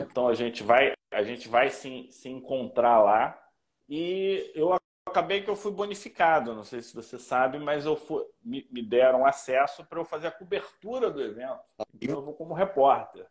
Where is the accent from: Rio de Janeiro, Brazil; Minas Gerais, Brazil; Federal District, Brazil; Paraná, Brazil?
Rio de Janeiro, Brazil; eu sou carioca